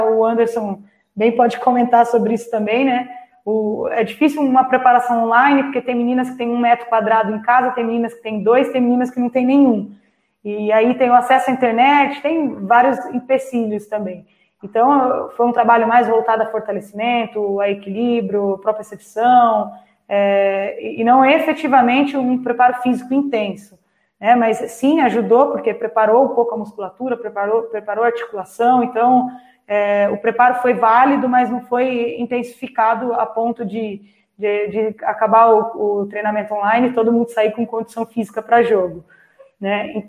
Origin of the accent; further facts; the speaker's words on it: Itapecerica da Serra, São Paulo, Brazil; cidade de Tapicerica da Serra, que é onde eu nasci.